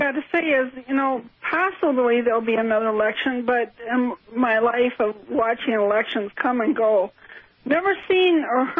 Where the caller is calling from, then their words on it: Wisconsin, United States; Hi, this is … from Wisconsin.